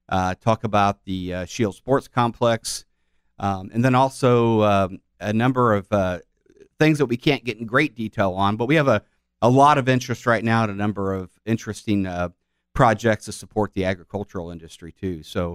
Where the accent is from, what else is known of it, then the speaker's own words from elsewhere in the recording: South County, Illinois, United States; I grew up in South County